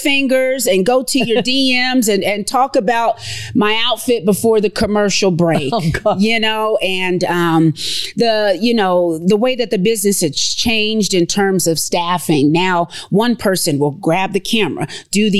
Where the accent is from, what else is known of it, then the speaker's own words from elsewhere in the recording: Lexington, Kentucky, United States; moved away as an adult; also born or lived in Evansville, Indiana / Louisville, Kentucky; now in Reno, United States; I'm from Lexington, Kentucky.